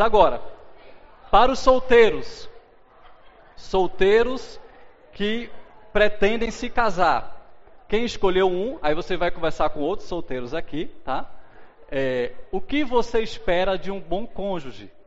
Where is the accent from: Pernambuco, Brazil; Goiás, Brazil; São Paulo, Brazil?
Pernambuco, Brazil; Recife; moved away as an adult; also born or lived in São Luís, Maranhão; eu sou de Recife, Pernambuco, né? e aos 21 anos de idade fui com meus pais e irmãos morar em São Luís do Maranhão